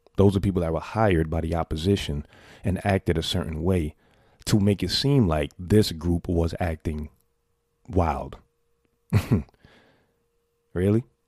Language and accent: English; New York City, New York, United States; a New Yorker born and raised in the Bronx